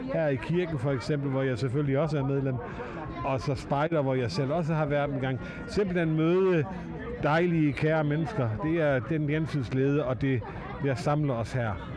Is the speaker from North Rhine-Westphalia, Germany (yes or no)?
no; Flensburg, Schleswig-Holstein, Germany; jeg kommer her fra Flensborg.